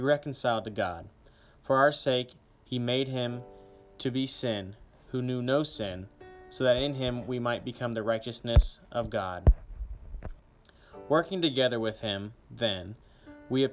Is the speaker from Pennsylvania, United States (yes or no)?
no; Grapevine, Texas, United States; I am a senior from Grapevine, Texas